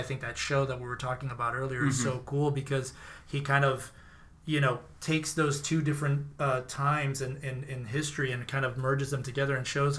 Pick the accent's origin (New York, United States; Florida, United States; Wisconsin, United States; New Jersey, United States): Florida, United States; Miami; I think I came coming from Miami. We had so many different types of food: Ecuadorian food, Honduran, Chileno.